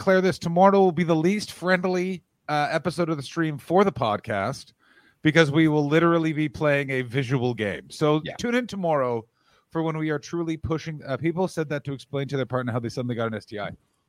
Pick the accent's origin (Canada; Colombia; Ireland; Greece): Canada; This is why being Canadian is.